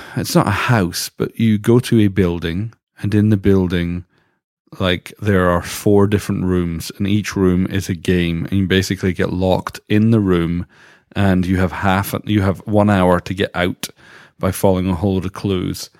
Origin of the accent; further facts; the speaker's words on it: United Kingdom; moved away as an adult; now in Canada; as a British person, we never had Thanksgiving. So when I moved to Canada first